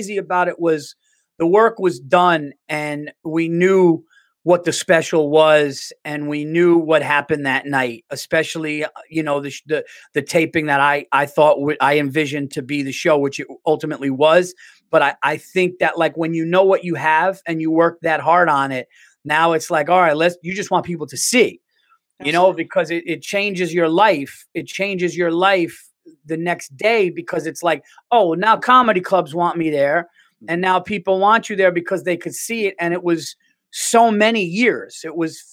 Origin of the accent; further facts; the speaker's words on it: New York City, New York, United States; I'm a New Yorker